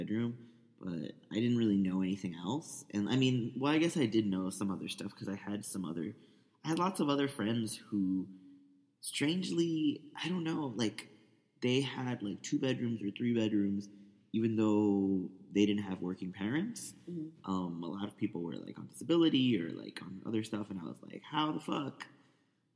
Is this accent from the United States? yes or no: yes; New York City, New York, United States; I grew up in Washington Heights as a stereotypical Dominican in New York City